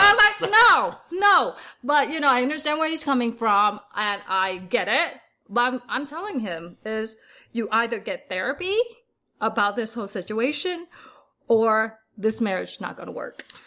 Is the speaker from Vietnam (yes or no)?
yes; Vietnam; now in Salt Lake City, United States; I was born in Vietnam, so my whole family is from Vietnam